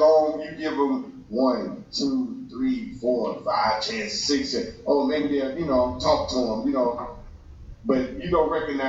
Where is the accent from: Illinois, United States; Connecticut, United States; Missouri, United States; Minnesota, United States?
Missouri, United States; St. Louis; I'm straight from the Cocker, from the hood.